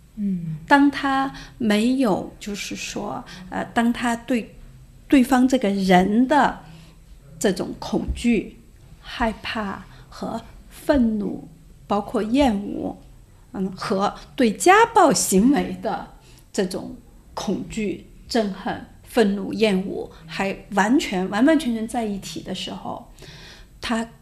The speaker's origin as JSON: {"language": "Chinese", "country": "China", "said": "如果作为一个中国人像你这样的呃形象走在世界上来说的话，那我们就会觉得我们这个国家只是靠那些东西强大"}